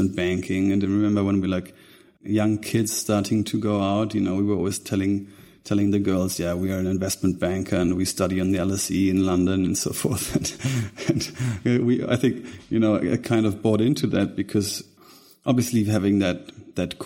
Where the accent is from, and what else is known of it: Germany; born or raised there; also born or lived in Munich